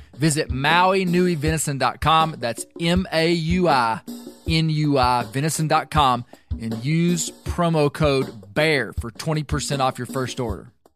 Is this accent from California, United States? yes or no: no; Arkansas, United States; I'm a seventh generation Arkansan, born and raised in Arkansas